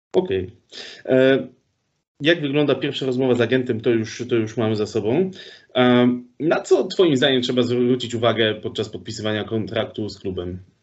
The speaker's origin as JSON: {"language": "Polish", "town": "Sosnowiec", "region": "Silesian Voivodeship", "country": "Poland", "said": "ja pochodzę z Sosnowca"}